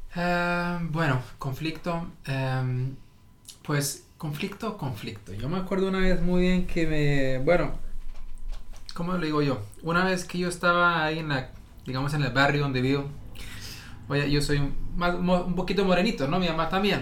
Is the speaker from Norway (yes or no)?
yes; Norway; aquí fui a la escuela, yo entiendo las normas y las reglas a lo noruego